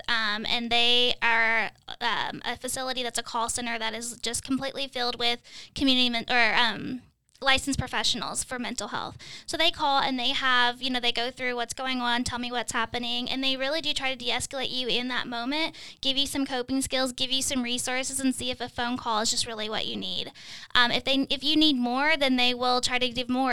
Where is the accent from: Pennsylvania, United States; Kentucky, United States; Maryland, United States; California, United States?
Kentucky, United States; now in Midwest, United States; I'm from Kentucky and we say E R. We, I've never heard E D till I moved to the Midwest